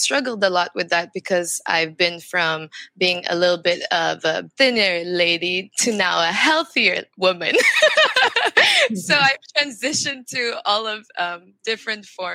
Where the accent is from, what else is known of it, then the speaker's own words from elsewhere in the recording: Macau; also born or lived in France; now in Philippines; I grew up in Macau, and in Macau, I went to a Chinese school, but at the same time, I also went to a Portuguese school